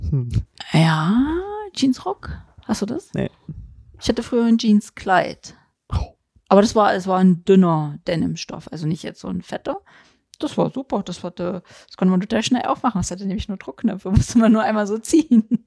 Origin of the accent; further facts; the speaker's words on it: East Germany, Germany; ich kann mich erinnern, ich komme ja aus der DDR und meine Schwestern